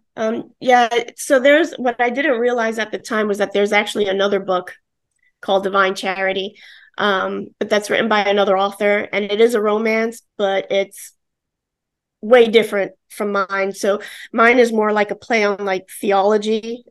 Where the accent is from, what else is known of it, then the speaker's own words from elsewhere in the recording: New York City, New York, United States; now in Florida, United States; I'm an Italian from the Bronx